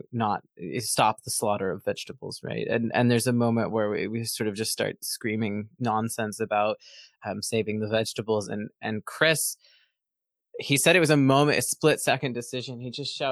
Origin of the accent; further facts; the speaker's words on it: Kingston, Ontario, Canada; my hometown, Kingston, Ontario